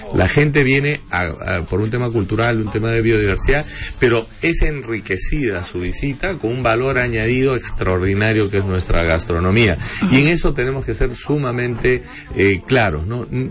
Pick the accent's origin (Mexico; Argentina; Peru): Peru; los peruanos